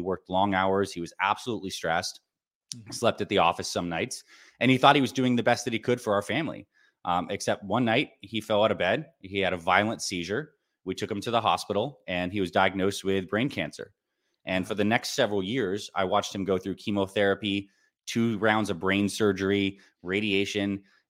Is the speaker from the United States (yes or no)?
yes; Syracuse, New York, United States; When I was growing up, I was born in Syracuse, New York. And I had a pretty average childhood.